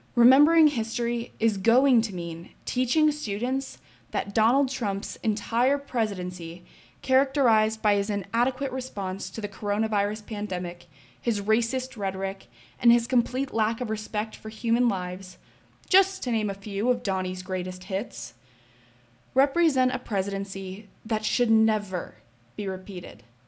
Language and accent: English; Colorado, United States; I'm still from Colorado